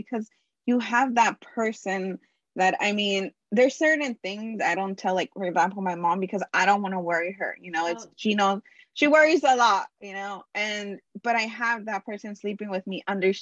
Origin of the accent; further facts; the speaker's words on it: Los Angeles, California, United States; I am from Los Angeles, California.